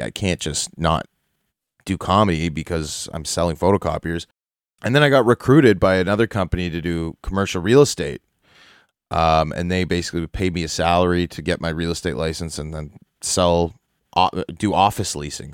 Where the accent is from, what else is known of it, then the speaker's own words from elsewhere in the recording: Toronto, Ontario, Canada; I grew up downtown Toronto. I grew up in the Annex, Bloor and Bathurst